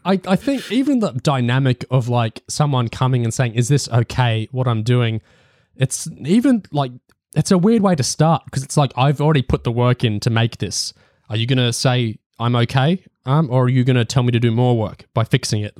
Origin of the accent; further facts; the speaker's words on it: Australia; me being Australian